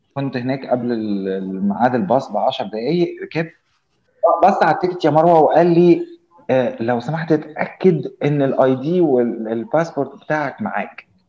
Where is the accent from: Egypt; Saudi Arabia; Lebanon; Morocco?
Egypt; إحنا بالنسبة لنا كمصريين